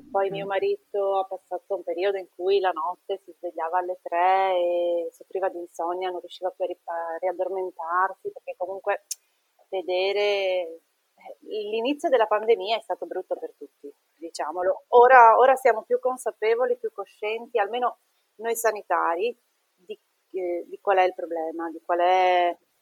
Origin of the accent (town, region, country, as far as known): Treviso, Veneto, Italy; now in Trieste, Italy